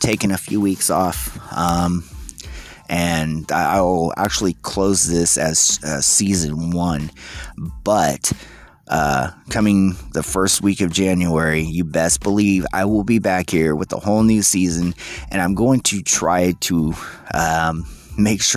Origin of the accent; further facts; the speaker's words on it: United States; we as the American people